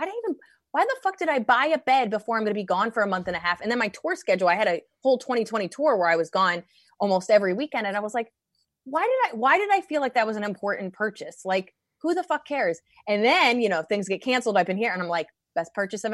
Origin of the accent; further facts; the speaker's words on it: East Coast, United States; I grew up on the East Coast